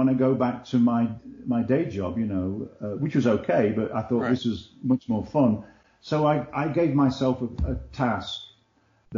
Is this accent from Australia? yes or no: no; England, United Kingdom; when I was like 7 or 8 years old, growing up in England